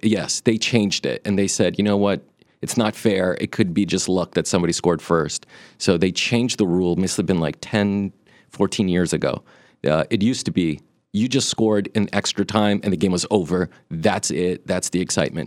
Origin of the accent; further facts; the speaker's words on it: Brazil; I was born in Brazil